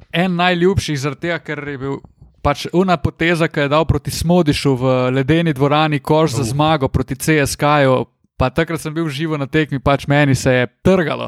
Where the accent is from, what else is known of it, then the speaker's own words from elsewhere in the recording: Slovenia; smo imeli Slovenci